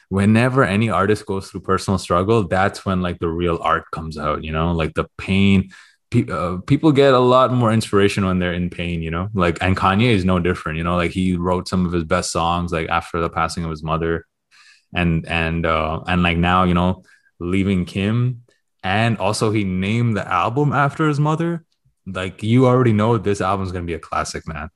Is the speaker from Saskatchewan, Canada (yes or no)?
no; Toronto, Ontario, Canada; moved away; I am from Toronto